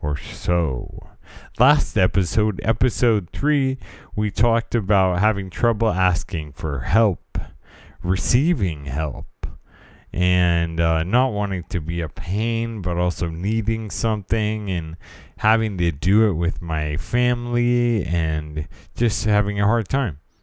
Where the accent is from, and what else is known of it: California, United States